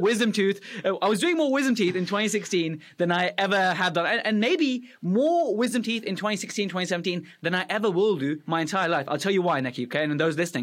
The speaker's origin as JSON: {"language": "English", "country": "Afghanistan", "tie": "born or raised there", "moved": "yes", "said": "I was born in Afghanistan"}